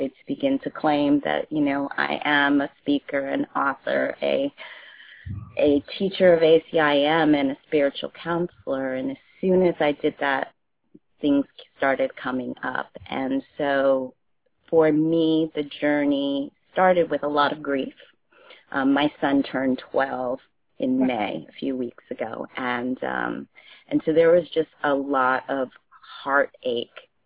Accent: United States; also born or lived in Ghana; I am from Ghana, West Africa, and I grew up in this country, but my household was very British and very African.

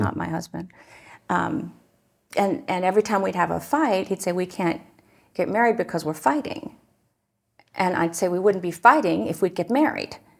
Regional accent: Newark, Ohio, United States; I grew up in Newark, Ohio

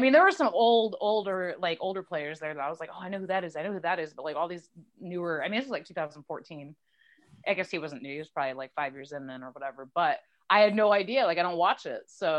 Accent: upstate New York, United States; moved away; also born or lived in Indiana / Michigan / Ohio; No, I grew up upstate New York as a kid

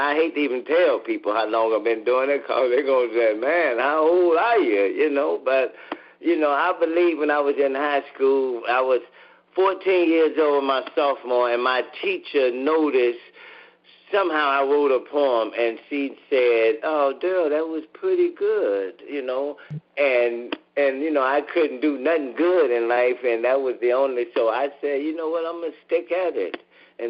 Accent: Gary, Indiana, United States; I'm from Gary, and Gary don't have too many things

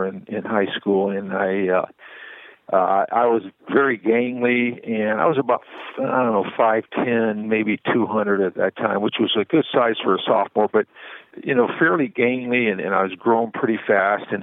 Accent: Southern California, United States; When I was growing up in Southern California

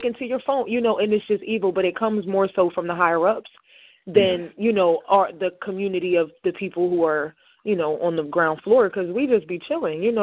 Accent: Camden, New Jersey, United States; I'm literally from across the bridge. I'm a little Camden girl. I'm a Camden girl.

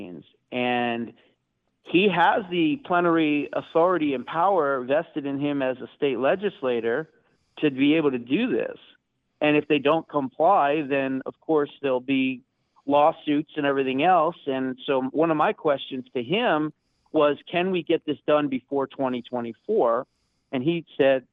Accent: New Jersey, United States; I grew up in New Jersey, right next door to New York

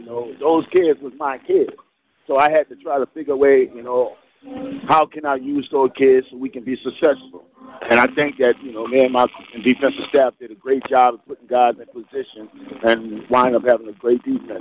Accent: New Orleans, Louisiana, United States; I'm from New Orleans, Louisiana. I've been coaching nearly over 20 years.

